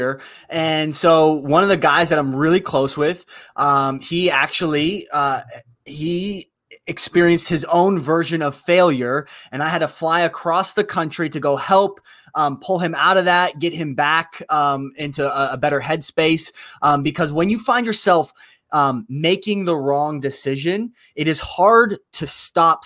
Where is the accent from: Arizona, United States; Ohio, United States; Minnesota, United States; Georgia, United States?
Ohio, United States; Youngstown; I am from Youngstown, Ohio. It's a little south of Cleveland